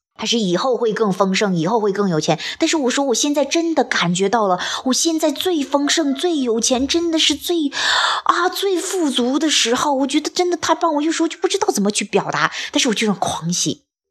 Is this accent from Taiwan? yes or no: no; China; 我说即便像我们这样生活在中国